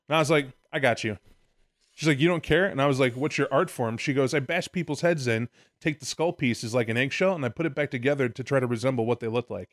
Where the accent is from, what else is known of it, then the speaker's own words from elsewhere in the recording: Illinois, United States; moved away; also born or lived in Arkansas; I'm Illinois native